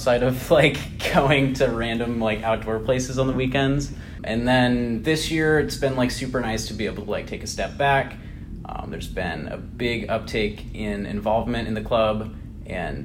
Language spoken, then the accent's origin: English; Spokane, Washington, United States; moved away as an adult; now in Chicago, United States; So I have like roots here, but like my hometown is Spokane, Washington